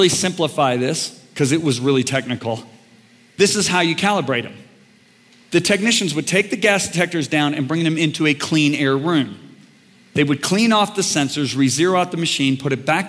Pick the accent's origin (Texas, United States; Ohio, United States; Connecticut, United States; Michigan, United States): Michigan, United States; White Lake; I grew up on White Lake, Michigan